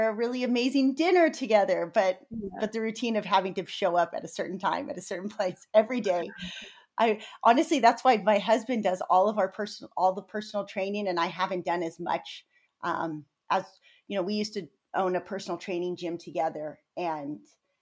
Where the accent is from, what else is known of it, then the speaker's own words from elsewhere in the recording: San Diego, California, United States; we're both born and raised in San Diego